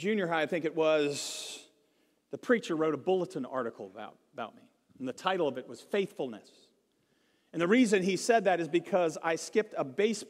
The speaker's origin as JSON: {"language": "English", "region": "Virginia", "country": "United States", "tie": "born or raised there", "said": "we grew up in Virginia near the East Coast"}